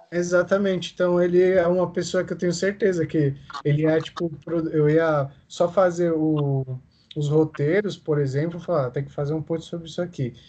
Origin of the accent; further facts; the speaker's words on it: Brazil; eu nasci no Brasil